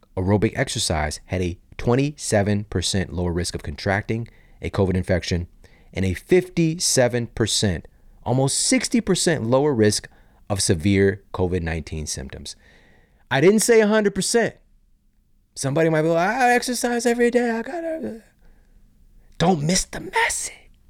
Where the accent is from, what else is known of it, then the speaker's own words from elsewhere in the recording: St. Louis, Missouri, United States; also born or lived in Los Angeles; I'm from Saint Louis, Missouri